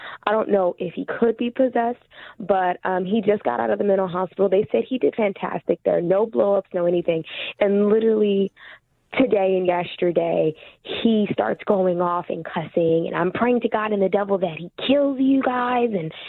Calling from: California, United States; Hey, I'm calling from California.

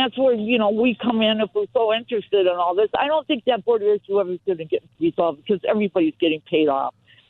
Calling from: Los Angeles, California, United States; I'm calling from Encino

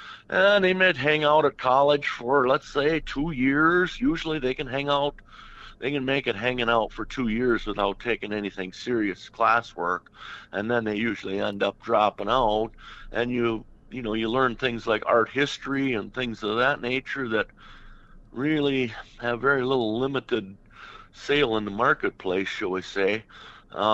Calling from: Hutchinson, Minnesota, United States; Well, we're from Hutchinson area, south of St. Cloud here, Minnesota.

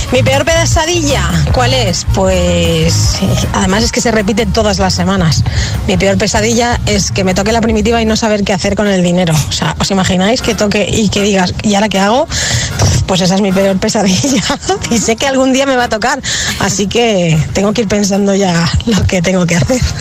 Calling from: Madrid, Community of Madrid, Spain; Buenos días, agitadores. … de Madrid.

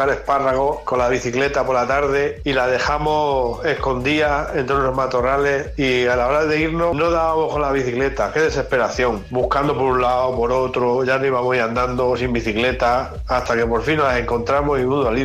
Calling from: Madrid, Community of Madrid, Spain; Un saludo muy grande desde Madrid.

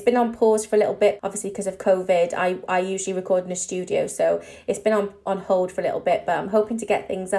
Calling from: London, United Kingdom; I am calling from East London.

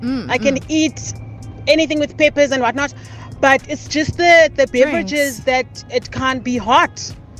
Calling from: East London, Eastern Cape, South Africa; calling from East London.

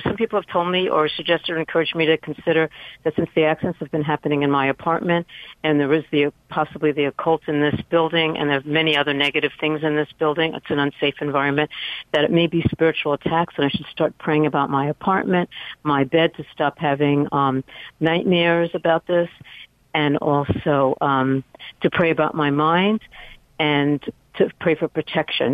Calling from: New York City, New York, United States; also born or lived in San Francisco Bay Area, United States; I'm calling from New York City

